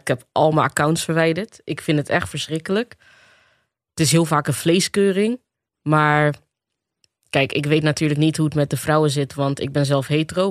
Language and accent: Dutch; Rotterdam, South Holland, Netherlands; geboren en getogen in Rotterdam. Eh, opgegroeid in de Afrikanerwijk.